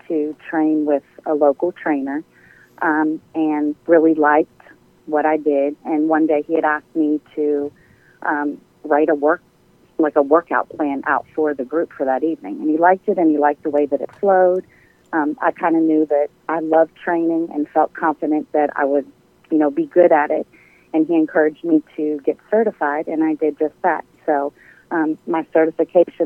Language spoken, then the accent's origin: English; Maryland, United States; now in Douglasville, United States; I'm originally from Maryland. I moved here right at about 26 years ago.